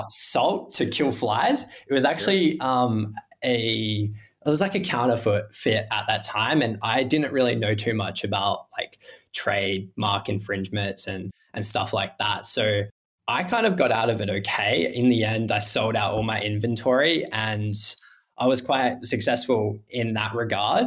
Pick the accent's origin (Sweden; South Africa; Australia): Australia; Adelaide, South Australia; I'm from Adelaide, Australia, beachside down the south coast